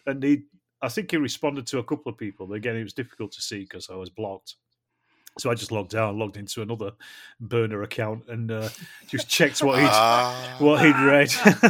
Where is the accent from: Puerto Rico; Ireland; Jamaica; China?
Ireland; now in California, United States; So I'm the Irish guy who's in California.